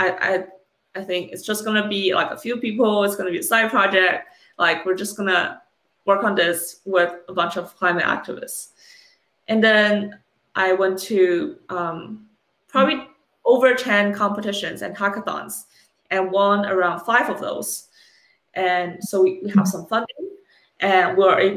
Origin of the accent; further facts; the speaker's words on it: China; moved away; I was born and raised in China for a number of years